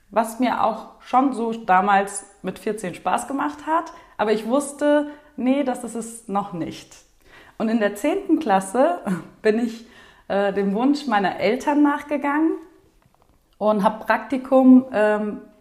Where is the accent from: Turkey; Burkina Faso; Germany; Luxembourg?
Turkey; Ich komme ja eigentlich aus der Türkei und ich fühle mich auch so türkisch. Und wir reden zu Hause auch türkisch.